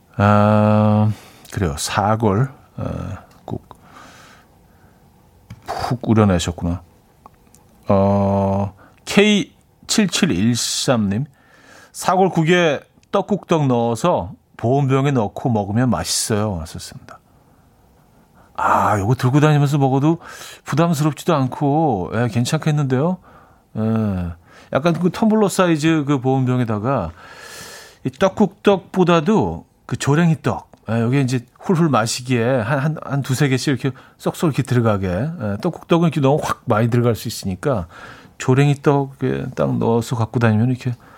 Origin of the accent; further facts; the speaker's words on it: Seoul, South Korea; 제가, 제가 중학교 때까지만 해도 반포 쪽에 살았었는데